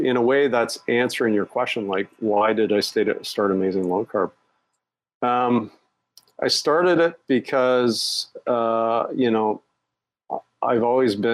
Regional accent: Canada; moved away as an adult; also born or lived in Europe / Asia; now in Singapore; I'm Canadian. But I've been an expat

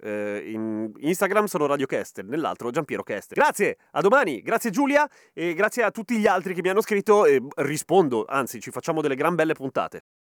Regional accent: Chile; accent: Chilean Spanish; first language Spanish; now in Italy; io sono madrelingua spagnola, però spagnolo cileno

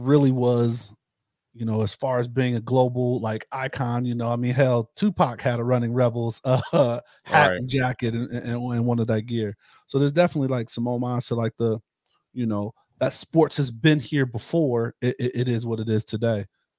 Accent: Pittsburgh, Pennsylvania, United States; since I moved here from Pittsburgh, like I used to come out with the Steelers a lot.

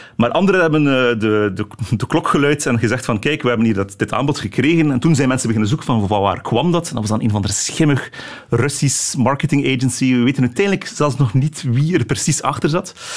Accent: Flanders, Belgium; bij ons in Vlaanderen

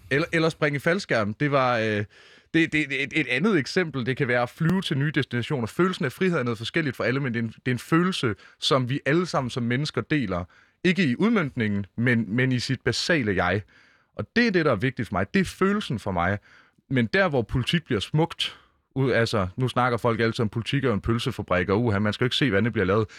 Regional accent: Mårslet, Central Denmark Region, Denmark; now in Copenhagen, Denmark; i Morslet, hvor jeg voksede op

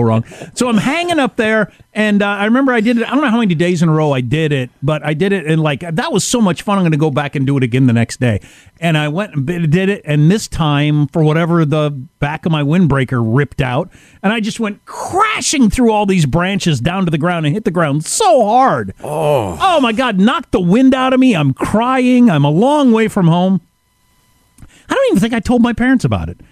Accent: Wisconsin, United States; I grew up in Wisconsin, which is the Badger state

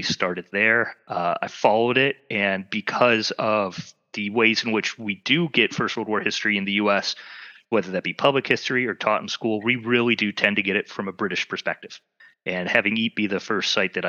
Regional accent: Michigan, United States; I'm originally from Michigan

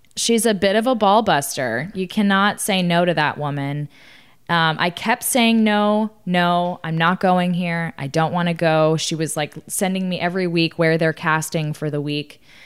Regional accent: Austin, Texas, United States; I grew up in Austin, Texas

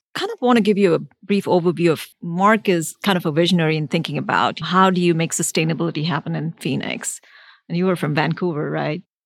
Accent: India; now in United States; So I grew up in India for a good half of my life.

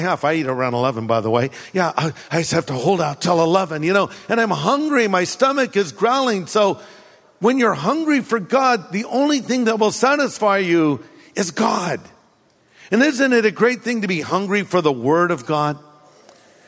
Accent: California, United States; I grew up here in California, ate hamburgers, french fries

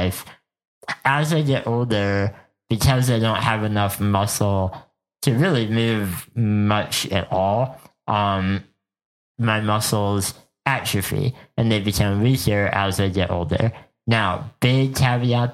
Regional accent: Bethlehem, Pennsylvania, United States; moved away as an adult; now in Minneapolis, United States; I grew up in Bethlehem, Pennsylvania, and lived there for the first 25 years of my life.

